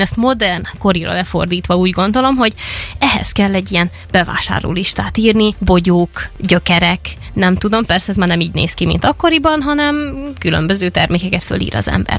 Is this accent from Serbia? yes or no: yes; Vojvodina, Serbia; moved away; Amikor én gyerek voltam, én vajdasági vagyok, és ott volt ugye egy háború